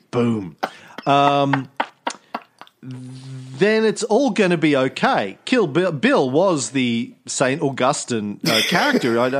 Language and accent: English; Australia; accent: Australian; I've toned down my Australian accent, they amp theirs up.